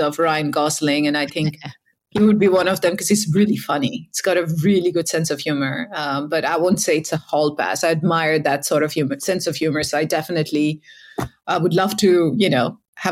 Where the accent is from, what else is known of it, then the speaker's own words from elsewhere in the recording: India; moved away as an adult; also born or lived in United States; now in Europe; I'm from India, grew up there.